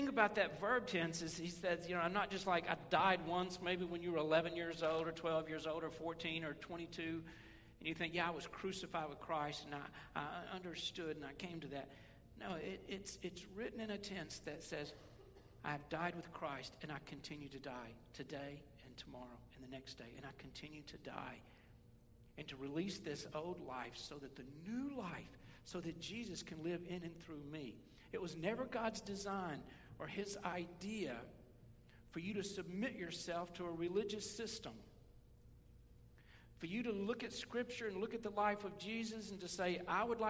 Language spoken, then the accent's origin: English; West Tennessee, United States; I grew up in West Tennessee